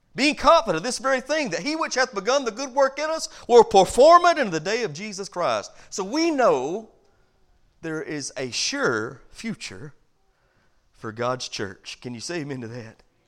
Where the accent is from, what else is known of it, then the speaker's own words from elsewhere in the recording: United States; I'm from America